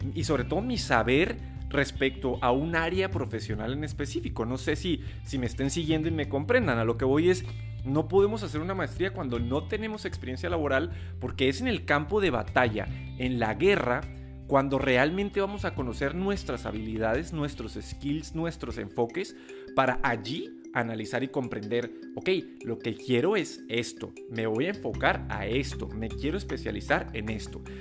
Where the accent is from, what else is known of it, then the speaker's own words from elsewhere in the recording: Mexico; aquí en México